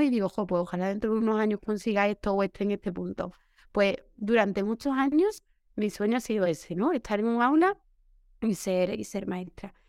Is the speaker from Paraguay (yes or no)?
no; Seville, Andalusia, Spain; trabajo aquí en Sevilla, que es mi tierra, donde he vivido desde pequeña